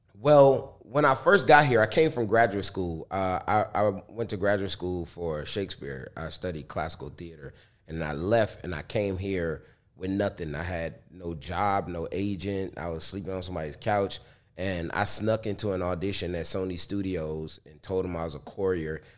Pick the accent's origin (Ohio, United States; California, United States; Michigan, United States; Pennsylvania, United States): Michigan, United States; Detroit; I'm from Detroit and I was a rapper in the hip hop shop where … was